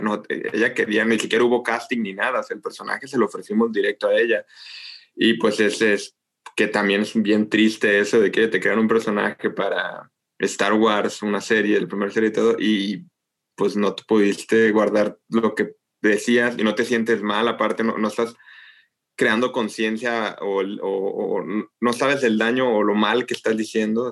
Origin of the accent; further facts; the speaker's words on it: Mexico; nosotros somos, los mexicanos